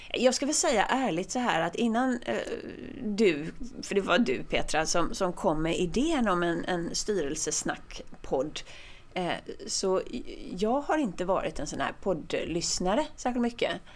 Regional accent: Sweden; jag är svensk

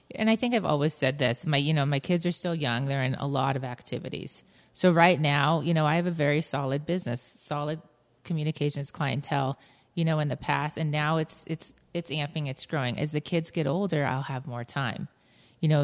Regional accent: Lakewood, Colorado, United States; I grew up in Lakewood

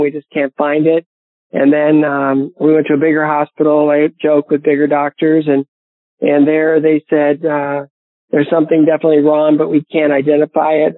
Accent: Bowling Green, Ohio, United States; my hometown of Bowling Green, Ohio

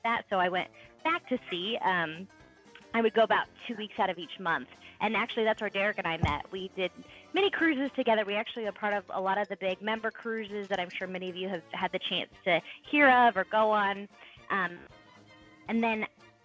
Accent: California, United States; moved away as an adult; I'm originally from California on the West Coast

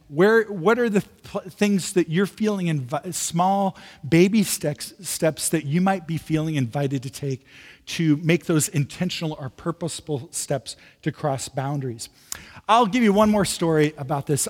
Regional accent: Midwest, United States; now in San Francisco, United States; I'm from the Midwest originally. Uh, moving to San Francisco was a bit of a shock to me

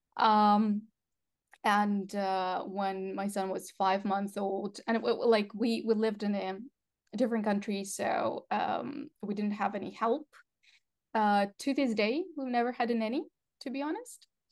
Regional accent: Russia; English is a second language; moved away; I'm originally from Russia, um, actually Russian Ukrainian

